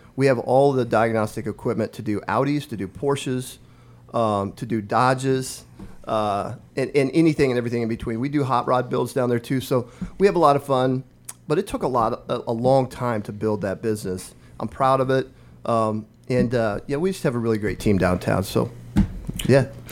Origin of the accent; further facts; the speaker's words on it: Omaha Indian Reservation, northeast Nebraska, United States; moved away as an adult; now in Lincoln, United States; So I grew up on the Omaha Indian Reservation in northeast Nebraska, a village of 90 people